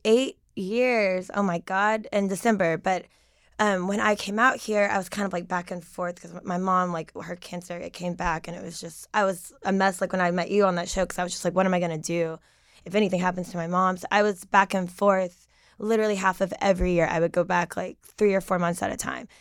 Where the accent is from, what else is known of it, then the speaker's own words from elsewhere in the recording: Knoxville, Tennessee, United States; I'm from Knoxville, Tennessee. I lived there my entire life in the same house.